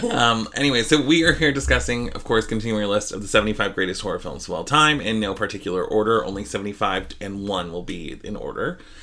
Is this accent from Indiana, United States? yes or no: no; Idaho, United States; we are from Idaho